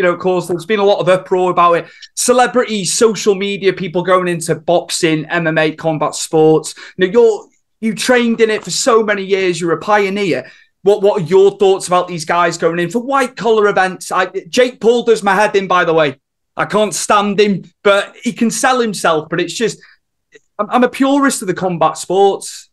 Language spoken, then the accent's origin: English; Wales, United Kingdom; I'm from Wales